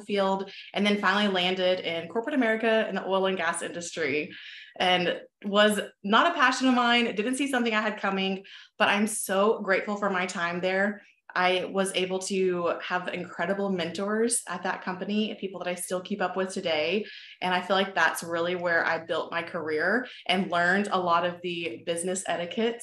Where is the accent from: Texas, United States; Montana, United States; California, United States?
Texas, United States; I born and raised in Texas, still live here on my own little ranch now.